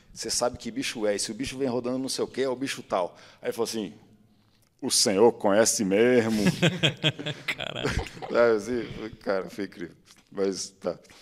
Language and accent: Portuguese; São Paulo, Brazil; eu sou de São Paulo, então tinha a TV Cultura, né, que passava um, um documentário toda tarde quando eu chegava da escola